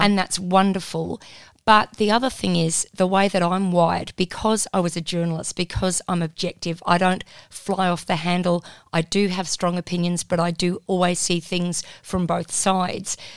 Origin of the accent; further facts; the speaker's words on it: Perth, Western Australia, Australia; moved away as an adult; also born or lived in Wollongong, New South Wales / Melbourne; I wasn't from Melbourne. I was from Perth.